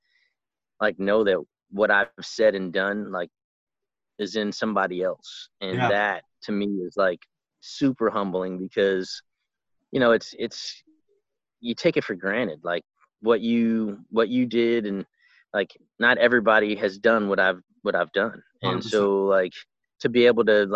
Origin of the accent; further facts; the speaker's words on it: New York City, New York, United States; moved away as an adult; I grew up in Brooklyn and, you know, in a rough neighborhood